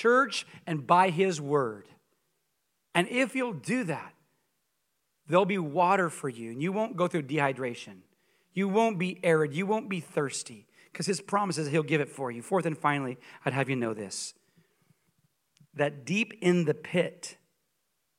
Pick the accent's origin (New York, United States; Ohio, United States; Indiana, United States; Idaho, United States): Idaho, United States; Coeur d'Alene; moved away as an adult; also born or lived in Columbia, Missouri; I grew up in Coeur d'Alene, Idaho